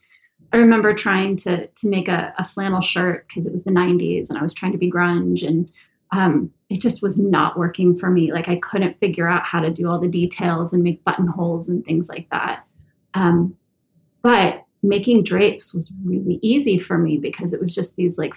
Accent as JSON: {"language": "English", "town": "Santa Monica", "region": "California", "country": "United States", "tie": "born or raised there", "said": "I'm born and raised in Santa Monica, California. I've never left."}